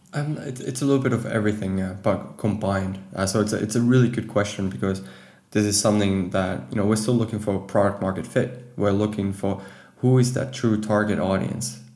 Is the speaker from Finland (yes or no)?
yes; Finland; moved away as an adult; now in Amsterdam, Netherlands; I'm actually from Finland